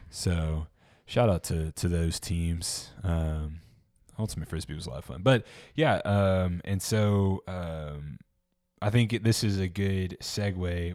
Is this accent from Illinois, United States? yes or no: no; Memphis, Tennessee, United States; I'm from Memphis